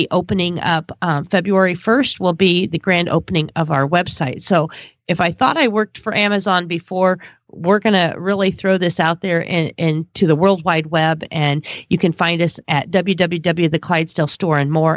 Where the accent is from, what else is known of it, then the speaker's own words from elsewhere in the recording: Illinois, United States; here in my hometown of Illinois, in my area of Illinois